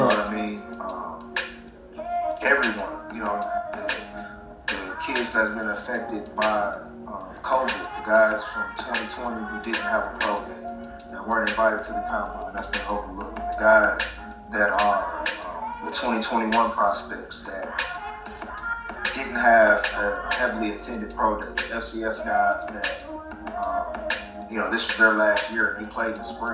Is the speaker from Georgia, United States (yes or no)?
no; Saginaw, Michigan, United States; also born or lived in Allendale, Michigan; now in Atlanta, United States; I'm originally from Saginaw, Michigan, man. Born and raised there